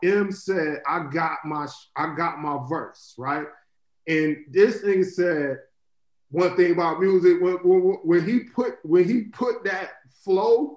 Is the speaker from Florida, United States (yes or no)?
yes; Florida, United States; growing up in Florida